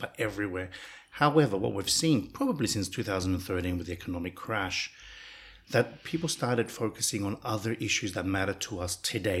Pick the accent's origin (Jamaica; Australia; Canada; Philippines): Australia; now in Cyprus; I grew up in Australia